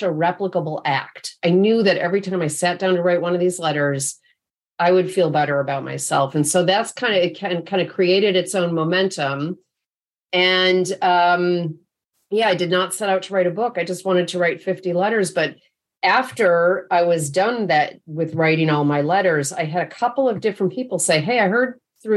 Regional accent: upstate New York, United States; now in Bay Area, United States; I live in the Bay Area now, but my folks were still in upstate New York where I grew up

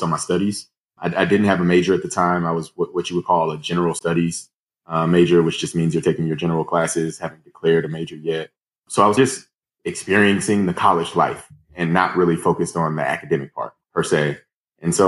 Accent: Missouri City, Texas, United States; I grew up a little outside Houston in a suburb called Missouri City, Texas

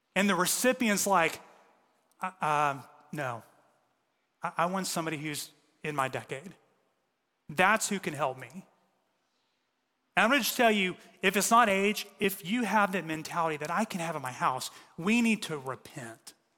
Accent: United States; we're American

